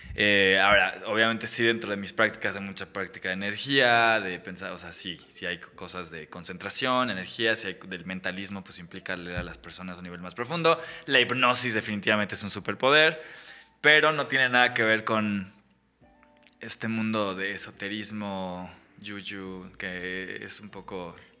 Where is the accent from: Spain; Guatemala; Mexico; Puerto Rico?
Mexico; una carrera de mago en México